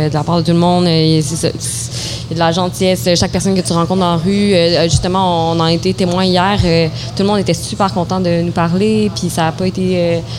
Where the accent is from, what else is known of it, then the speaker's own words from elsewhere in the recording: Montreal, Quebec, Canada; en tant que Montréalaise aussi